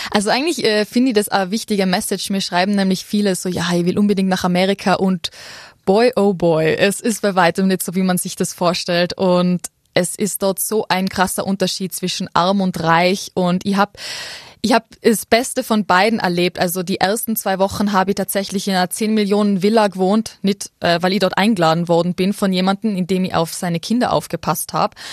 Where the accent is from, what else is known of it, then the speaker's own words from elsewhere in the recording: Absam, Tyrol, Austria; also born or lived in Ötztal; Na, also ursprünglich aufgewachsen bin ich tatsächlich in Absam, ähm, und also ich bin auf die Welt gekommen im Ötztal.